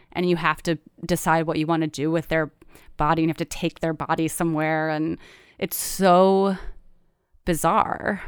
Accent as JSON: {"language": "English", "region": "Michigan", "country": "United States", "also_born_or_lived": "Chicago / Brooklyn", "moved": "yes", "said": "I'm from Michigan"}